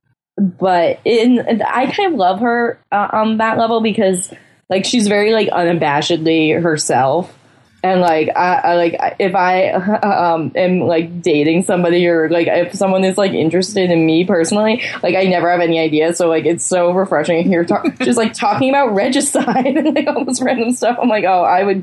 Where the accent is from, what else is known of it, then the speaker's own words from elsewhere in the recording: Massachusetts, United States; I'm all Massachusetts